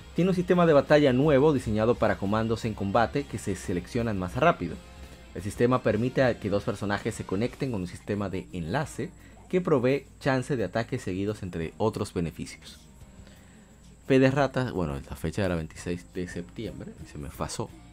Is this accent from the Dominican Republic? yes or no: yes; Dominican Republic; Yo soy de República Dominicana